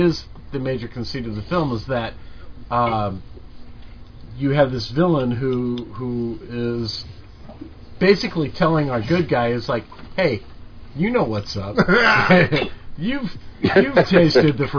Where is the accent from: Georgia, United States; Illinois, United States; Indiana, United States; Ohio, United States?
Illinois, United States; Southern; I'm from Southern Illinois, down by Kentucky. We ate squirrel all the fucking time.